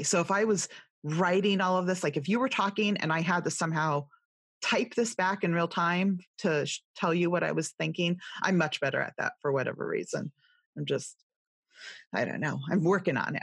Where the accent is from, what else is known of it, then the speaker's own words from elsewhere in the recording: California, United States; accent: California, Valley girl; also born or lived in Ohio / Indiana; now in East Coast, United States; I'm from California, I have a heartland background and I'm on the East Coast now